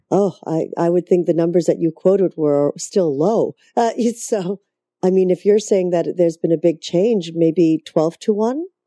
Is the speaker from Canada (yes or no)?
yes; Canada; I'm from Canada, so I'm still getting used to all the different states